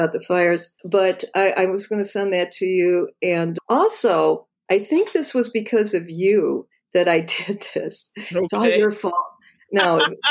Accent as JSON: {"language": "English", "town": "Toledo", "region": "Ohio", "country": "United States", "tie": "born or raised there", "said": "I grew up in Toledo, Ohio, which is the hometown of Art Tatum"}